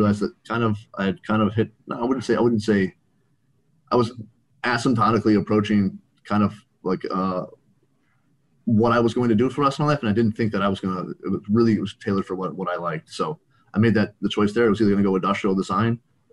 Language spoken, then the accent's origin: English; Chicago suburbs, Illinois, United States; moved away as an adult; also born or lived in Arizona; I'm from the Chicago suburbs, so I transferred out to Arizona